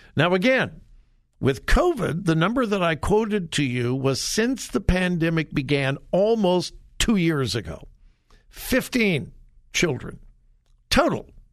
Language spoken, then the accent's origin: English; California, United States; moved away; I'm from California. haven't lived there for years and years and years. I've been gone from California much, much, much longer than, than I ever lived there